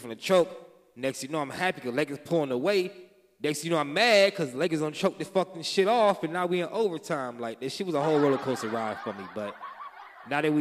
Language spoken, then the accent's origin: English; Minnesota, United States; born or raised there